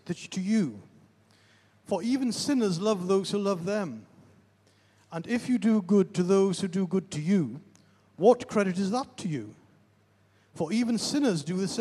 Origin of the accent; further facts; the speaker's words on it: the Northeast, North East England, United Kingdom; moved away; I'm originally from the Northeast.